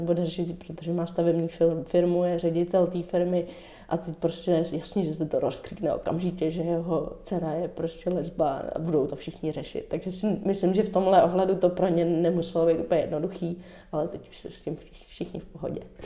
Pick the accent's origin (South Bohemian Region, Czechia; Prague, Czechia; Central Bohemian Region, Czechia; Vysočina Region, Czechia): Central Bohemian Region, Czechia; Dobřichovice; also born or lived in New York; Máma třeba měla různé workshopy pro děti u nás v Dobřechovicích